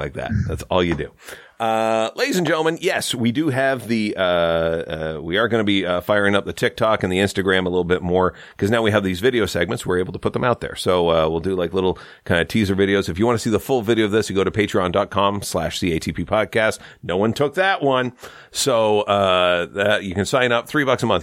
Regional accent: Saint Lawrence River, Ontario, Canada; also born or lived in Toronto; I grew up on the Saint Lawrence River

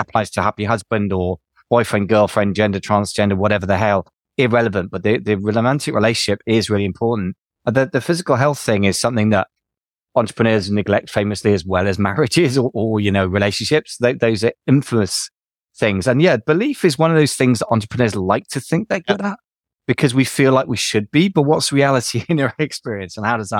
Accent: United Kingdom; we're both British

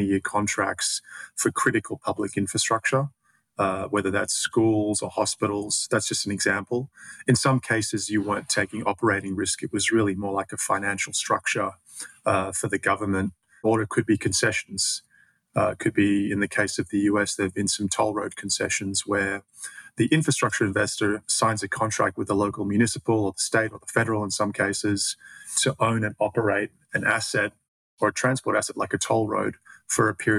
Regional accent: Australia; accent: Australian; moved away; my accent is Australian, and I started my career there

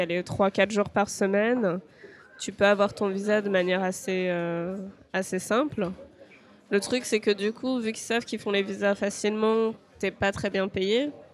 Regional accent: France; moved away as an adult; now in Japan; en tant que Français, on vient d'un pays où on a énormément d'avantages

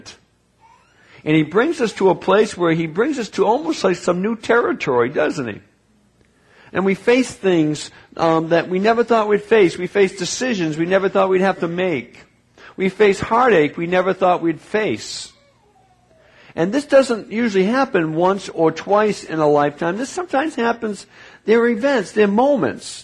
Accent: New England, United States; I grew up in New England

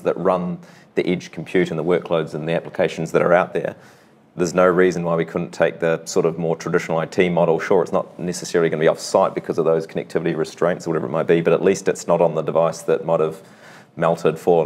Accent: New Zealand; I'm from New Zealand.

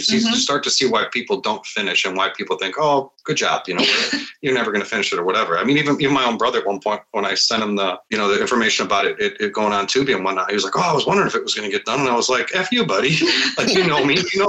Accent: Midwest, United States; But I'm from the Midwest and you help out.

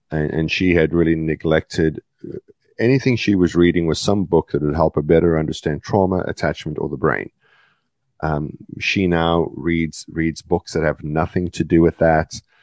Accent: South Africa; moved away; I was born in South Africa, part of the British Commonwealth

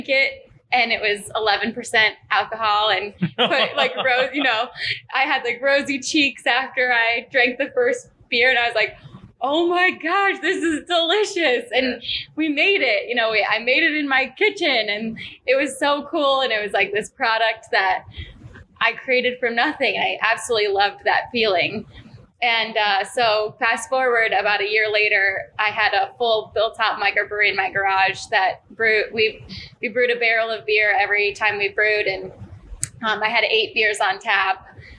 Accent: Midwest, United States; moved away as an adult; now in Arizona, United States; I'm originally from the Midwest and I moved to Arizona

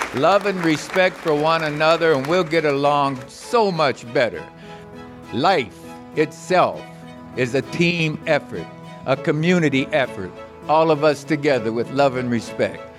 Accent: Beaver Falls, Pennsylvania, United States; I'm Western Pennsylvania and Hungarian, and I'm Beaver Falls.

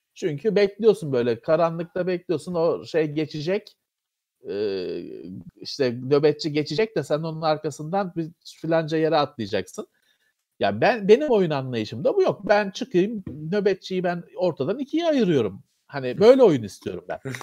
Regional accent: Istanbul, Turkey; ben Bakırköylüyüm.

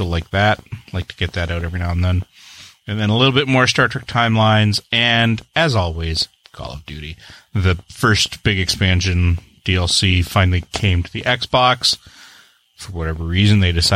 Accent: Canada; I'm the Canadian

